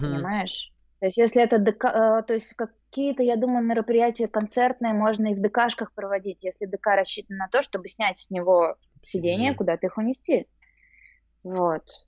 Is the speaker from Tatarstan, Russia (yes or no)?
yes; Kazan, Tatarstan, Russia; moved away as an adult; also born or lived in Saint Petersburg; now in Haifa, Israel; Я еще родом из Казани, просто последние 8 лет вот перед, перед переездом в Израиль я прожила в Питере